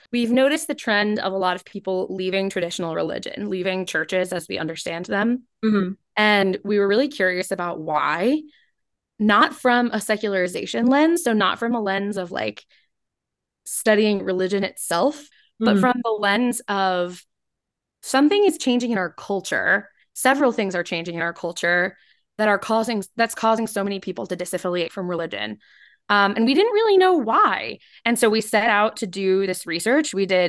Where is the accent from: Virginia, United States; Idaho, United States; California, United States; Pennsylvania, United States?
Virginia, United States; Richmond; I'm a junior. I live in Flaherty Hall, and I'm from Richmond, Virginia.